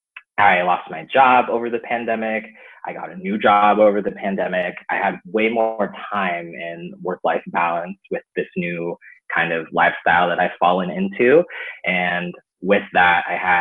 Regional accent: Arizona, United States; also born or lived in Monterey, California; moving to the white suburbs of Arizona, where I grew up

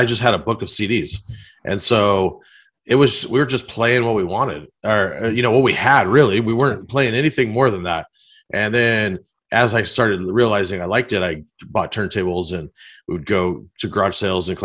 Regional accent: Long Beach, California, United States; I'm from Long Beach

